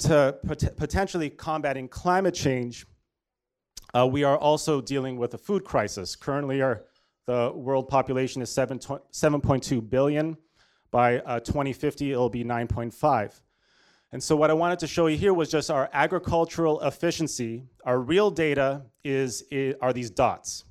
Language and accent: English; Toronto, Ontario, Canada; moved away as an adult; also born or lived in Washington, D.C.; I'm, uh, born and raised in Toronto, Canada.